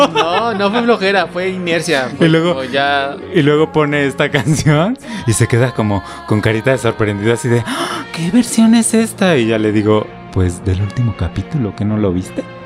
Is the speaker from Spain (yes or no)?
no; Mexico; pues somos mexicanos